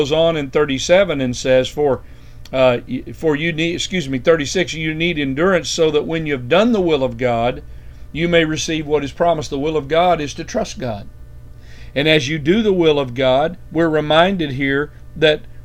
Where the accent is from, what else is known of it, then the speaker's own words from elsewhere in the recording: United States; as American Christians